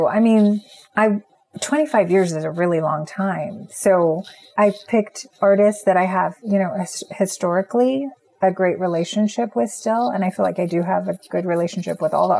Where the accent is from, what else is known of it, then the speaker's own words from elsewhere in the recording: eastern Washington State, United States; moved away as an adult; now in Los Angeles, United States; I grew up in Washington State